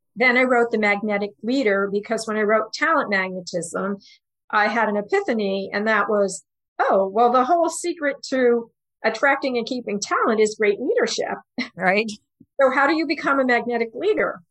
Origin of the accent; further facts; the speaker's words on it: New York, United States; also born or lived in Houston; I'm from New York